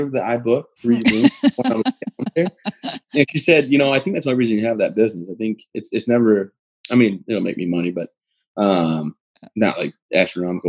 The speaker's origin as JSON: {"language": "English", "region": "Michigan", "country": "United States", "tie": "born or raised there", "moved": "as an adult", "lives_now": "Maine, United States"}